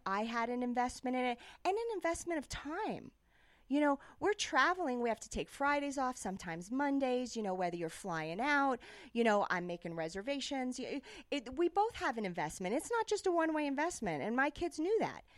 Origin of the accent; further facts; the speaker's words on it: New York City, New York, United States; moved away; also born or lived in Davis, California / Barcelona; I grew up in New York City